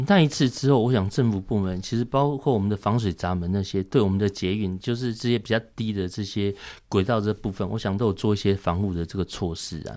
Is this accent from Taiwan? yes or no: yes; Taiwan; 我们台湾人